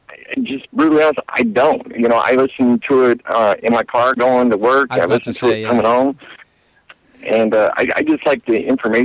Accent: Indiana, United States; now in North Carolina, United States; Originally, I'm from Indiana

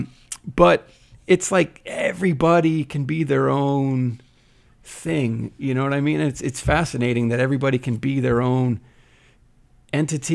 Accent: New Jersey, United States; I'm from Jersey

